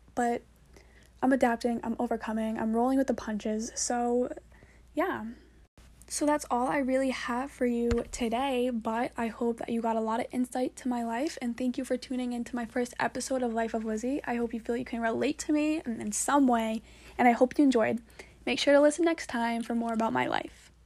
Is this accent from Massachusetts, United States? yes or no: yes; Braintree, Massachusetts, United States; she's from my hometown, actually, shout out to Rose. We're both from Braintree.